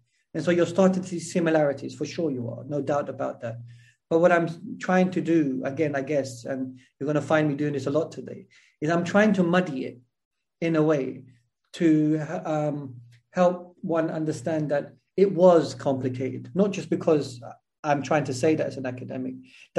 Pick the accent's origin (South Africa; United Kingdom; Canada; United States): United Kingdom; England; I mean, I'm from England. I was born and raised in England.